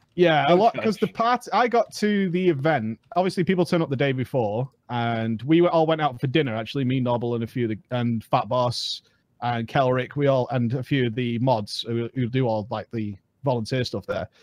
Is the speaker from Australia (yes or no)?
no; United Kingdom; I'm British